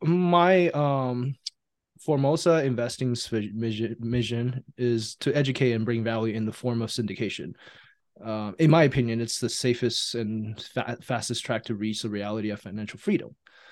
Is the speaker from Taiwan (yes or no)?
yes; Taiwan; now in United States; I'm an immigrant from Taiwan, and they brought us over to America to, you know, give us the opportunity to live out the American dream.